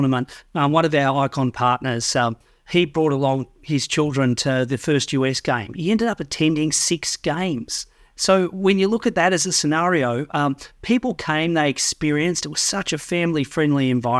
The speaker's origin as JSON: {"language": "English", "country": "Australia", "tie": "born or raised there", "lives_now": "New Zealand", "said": "as someone who grew up in Australia and now calls New Zealand and as a Kiwi citizen, it's the perfect model for me."}